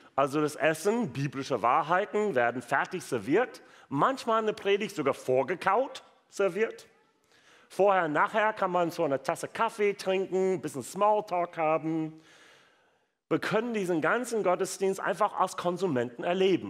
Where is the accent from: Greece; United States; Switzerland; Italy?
United States; German is a second language; also born or lived in Wuppertal, Germany; now in Germany; gebürtiger Amerikaner